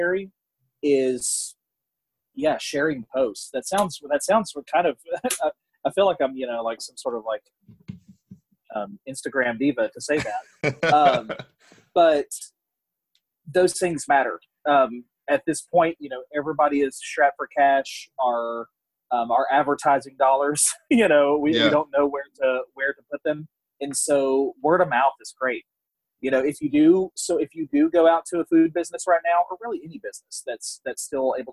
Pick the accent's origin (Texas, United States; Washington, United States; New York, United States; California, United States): Texas, United States; north of Beaumont, Southeast; also born or lived in New Orleans, Louisiana; now in Fort Worth, United States; I grew up in Southeast Texas, a little north of Beaumont